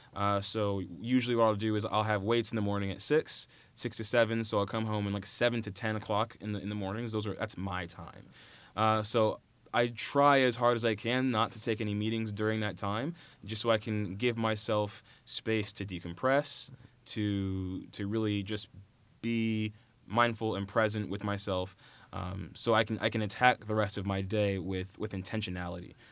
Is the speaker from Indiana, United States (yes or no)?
yes; Carmel, Indiana, United States; I was raised in Carmel, Indiana